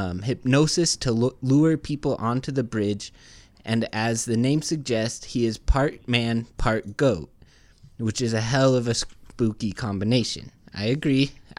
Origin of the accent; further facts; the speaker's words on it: Louisville, Kentucky, United States; but I'm from Louisville, Kentucky.